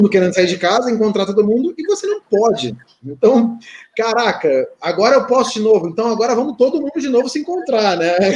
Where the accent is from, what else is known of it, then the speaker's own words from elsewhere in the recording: Rio de Janeiro, Brazil; É que nem eu, sou carioca e odeio praia.